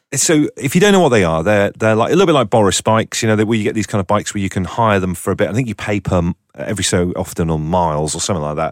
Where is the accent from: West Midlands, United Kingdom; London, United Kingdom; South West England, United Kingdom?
South West England, United Kingdom; Torquay; Torquay, which is, you know, it's a nice seaside and everything. It's where I grew up.